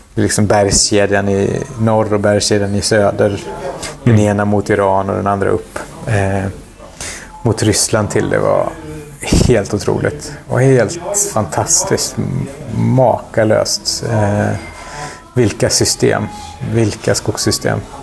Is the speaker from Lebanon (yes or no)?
yes; Lebanon; moved away; när jag som liten i Libanon sprang runt längs med eh, ja, men Mount Libanon.